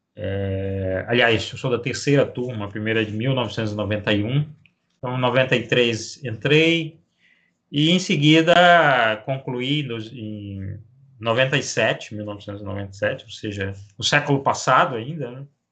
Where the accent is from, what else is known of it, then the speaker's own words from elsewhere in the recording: Macapá, Amapá, Brazil; Eu sou natural de, de Macapá, no Amapá, nasci aqui, na, nesta cidade do norte, do extremo norte do país